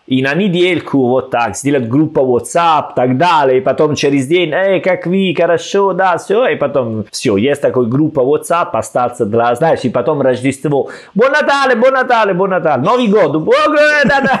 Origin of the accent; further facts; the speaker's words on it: Salerno, Campania, Italy; Russian is a second language; moved away as an adult; also born or lived in Rome, Italy / Saint Petersburg, Russia; now in Tashkent, Uzbekistan; я из Салерно